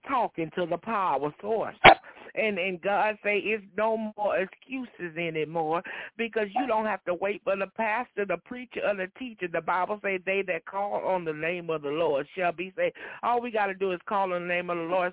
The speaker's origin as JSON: {"language": "English", "town": "Dayton", "region": "Texas", "country": "United States", "said": "I'm from Dayton, Texas, over uh, well, a little bit under an hour away from the church"}